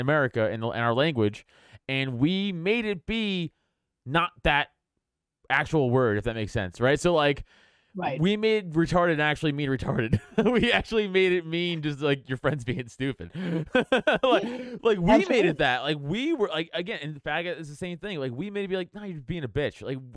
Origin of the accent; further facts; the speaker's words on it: New York City, New York, United States; moved away as an adult; also born or lived in Philadelphia area; now in outside Philadelphia, United States; I grew up in Staten Island next to the dump